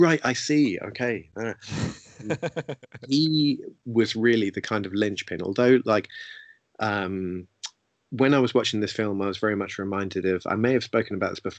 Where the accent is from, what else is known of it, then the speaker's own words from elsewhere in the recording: London, United Kingdom; as someone who grew up in London